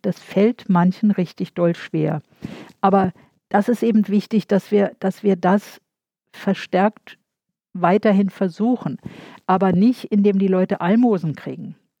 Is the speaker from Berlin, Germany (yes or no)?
yes; Berlin, Germany; also born or lived in Zepernick / Marienfelde; ich bin in Berlin-Buch geboren. Wir sind die ersten drei Jahre in Zepernick gewesen und meine Mutter ist dann von Ostberlin nach Westberlin mit mir